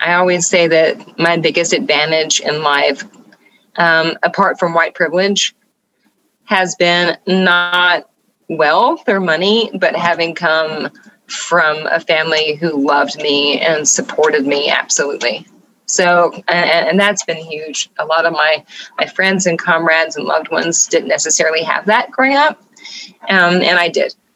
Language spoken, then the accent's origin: English; Atlanta, Georgia, United States; moved away as an adult; now in Nashville, United States; I'm originally from Georgia, Atlanta, Georgia, actually, you know. And but I've been in Nashville now almost 14 years.